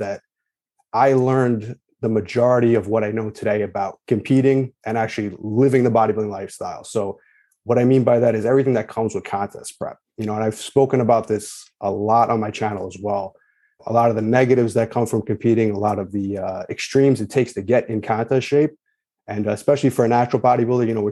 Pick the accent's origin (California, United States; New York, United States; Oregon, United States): New York, United States; Long Island; I'm from New York, grew up in Long Island.